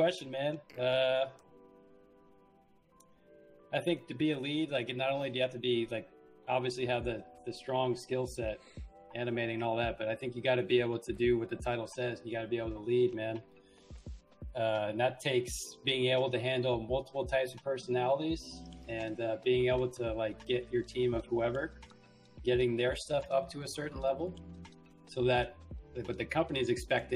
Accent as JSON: {"language": "English", "region": "Connecticut", "country": "United States", "tie": "born or raised there", "also_born_or_lived": "West Coast", "moved": "as an adult", "said": "I grew up in Connecticut"}